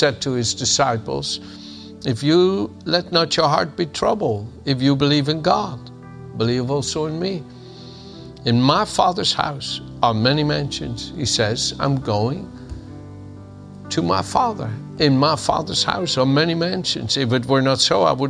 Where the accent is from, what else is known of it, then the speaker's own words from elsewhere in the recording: The Hague, South Holland, Netherlands; moved away; also born or lived in Amsterdam, Netherlands; the city of Den Haag, my hometown